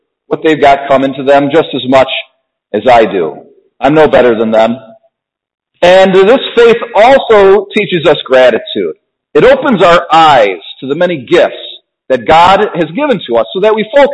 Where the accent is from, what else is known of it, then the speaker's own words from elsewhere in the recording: United States; I was born in America.